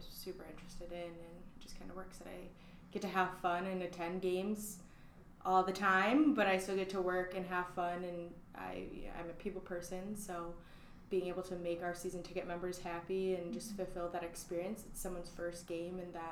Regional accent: Battle Creek, Michigan, United States; I am from Battle Creek, Michigan.

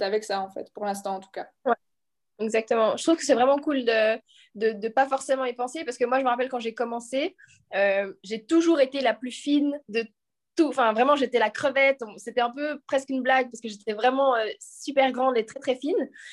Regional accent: Lausanne, Vaud, Switzerland; je viens de Lausanne

